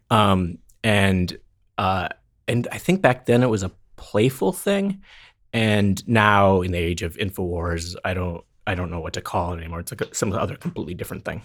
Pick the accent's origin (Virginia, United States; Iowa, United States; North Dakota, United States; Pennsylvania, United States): North Dakota, United States; moved away; my hometown of North Dakota